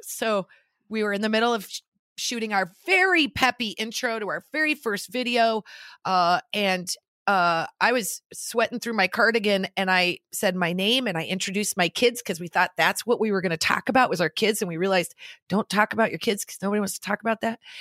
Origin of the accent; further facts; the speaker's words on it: Nebraska, United States; now in Los Angeles, United States; we're both from Nebraska, but we did not meet in Nebraska